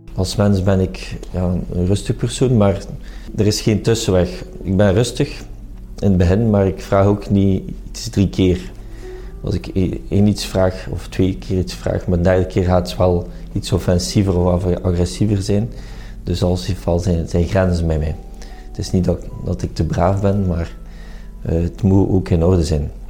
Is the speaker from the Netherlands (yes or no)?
no; Flanders, Belgium; Ik ben ook Vlamingen en België hart en nieren